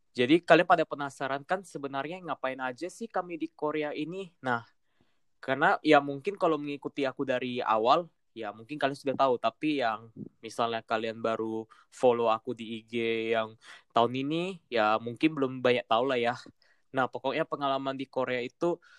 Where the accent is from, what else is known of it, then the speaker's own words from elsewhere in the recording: Medan, North Sumatra, Indonesia; moved away as an adult; now in Bandung, Indonesia; aku balik lagi ke Medan